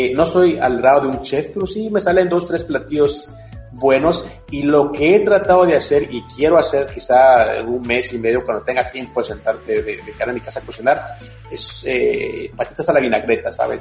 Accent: Guatemala; now in United States; para mí es un orgullo ser guatemalteco, para mí es un orgullo estar en Estados Unidos

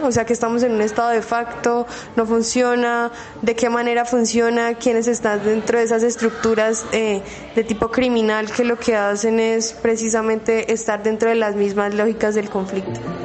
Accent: Colombia; como colombianos

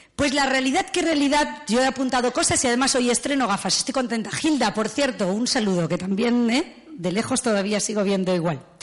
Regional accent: León, Castile and León, Spain; yo nací en León y tengo derecho, soy castellana auténtica

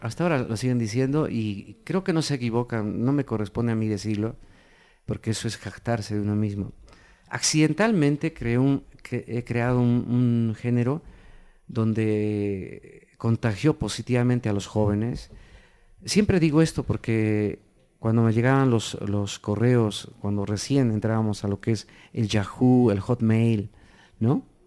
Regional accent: Cusco, Peru; en el Cusco, mi ciudad natal, comencé a hacer eh, música

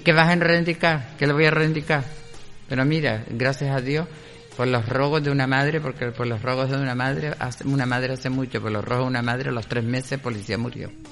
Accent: Canary Islands, Spain; moved away as an adult; also born or lived in Cádiz; yo cuando me fui de Canarias

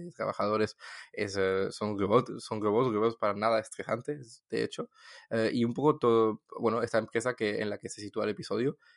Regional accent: Toulouse, Occitania, France; de Toulouse

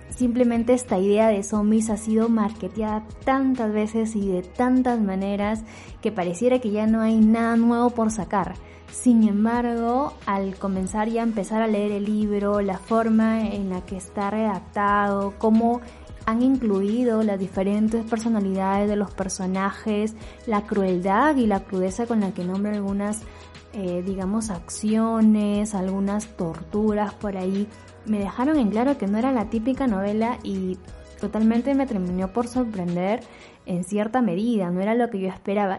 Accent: Peru; como peruana

